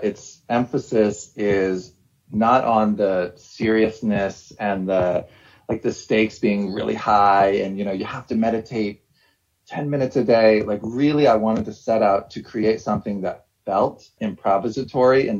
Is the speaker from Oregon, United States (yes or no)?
no; Ohio, United States; moved away as an adult; also born or lived in New York / Massachusetts; I'm from Ohio. I went to undergrad in Ohio.